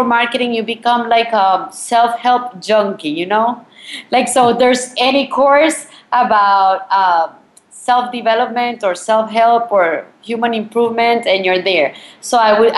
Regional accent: Colombia; moved away; also born or lived in Miami, United States; I'm actually from Colombia.

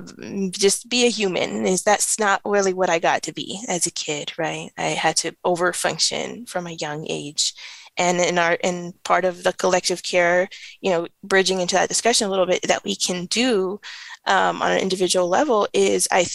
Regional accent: Los Angeles, California, United States; I grew up in Watts in the 90s

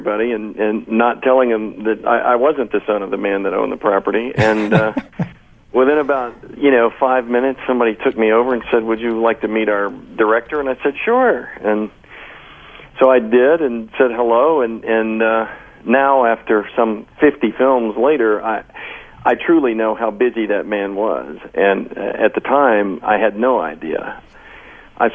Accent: Austin, Texas, United States; moved away; I happen to be back in my hometown of Austin

